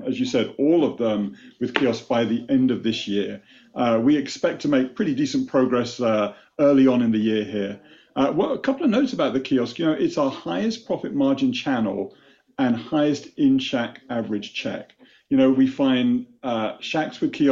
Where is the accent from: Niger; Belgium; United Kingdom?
United Kingdom; born or raised there; moved away as an adult; now in United States